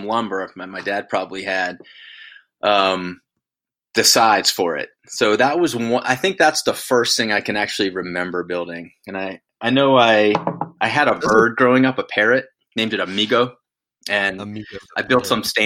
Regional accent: Winston-Salem, North Carolina, United States; I grew up in Winston-Salem, North Carolina

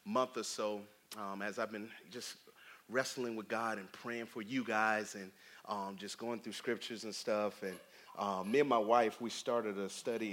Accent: Tallahassee, Florida, United States; moved away; Me and my family are from Tallahassee

